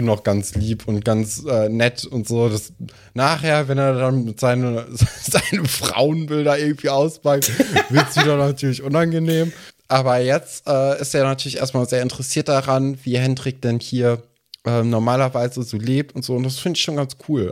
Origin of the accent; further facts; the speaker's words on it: Germany; bei uns in Deutschland